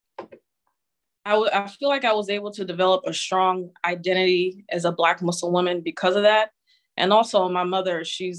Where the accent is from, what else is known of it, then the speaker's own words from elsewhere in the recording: New York City, New York, United States; I grew up in New York City and Queens, actually, Queens, New York City